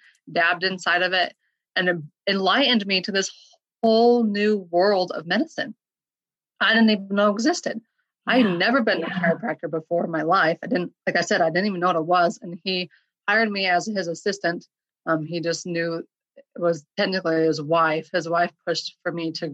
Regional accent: Utah, United States; also born or lived in Portland, Oregon; I grew up in Utah my whole life, went out to Portland, Oregon

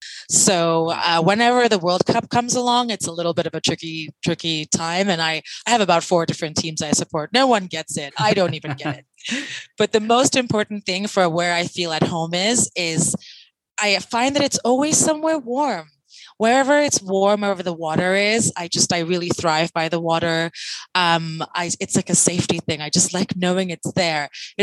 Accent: London, United Kingdom; I'm from London. It's the longest place I've ever lived.

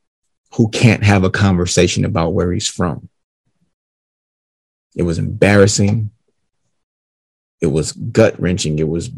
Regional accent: Detroit, Michigan, United States; also born or lived in Barcelona, Spain; a gentleman asked me where I was from. Mm-hmm. And you know me. I very, very proudly told him that Detroit, Michigan.

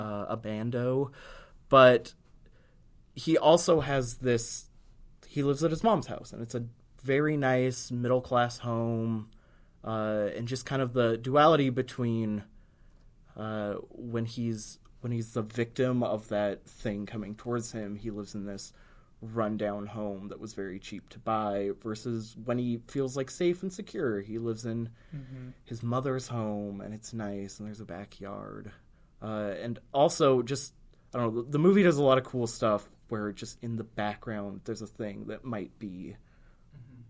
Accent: United States; as an American who is a poor person

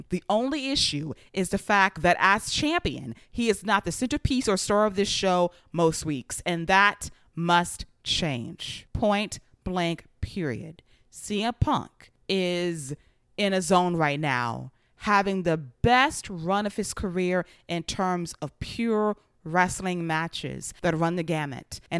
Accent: Long Island, New York, United States; none other than my hometown of Long Island, New York.

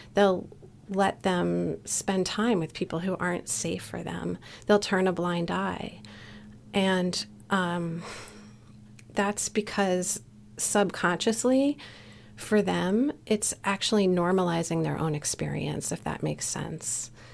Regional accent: Newtown, Connecticut, United States; here in my hometown of Newtown, Connecticut.

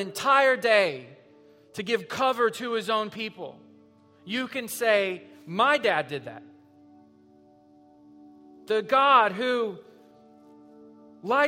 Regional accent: Southwest Missouri, United States; we're from Southwest Missouri

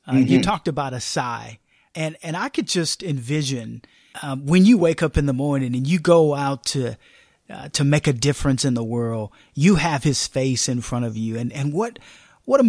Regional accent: Austin, Texas, United States; Austin, Texas, my hometown, where I live and I sleep and I play and I give

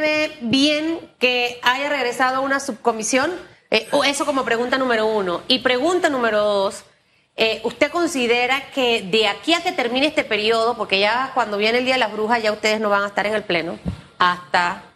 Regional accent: Panama; como ciudadana, como panameña

